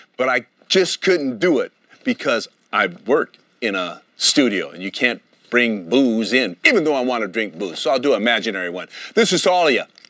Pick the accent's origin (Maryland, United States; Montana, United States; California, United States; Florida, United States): California, United States; Oakland; all the lovely people that I grew up with in Oakland, California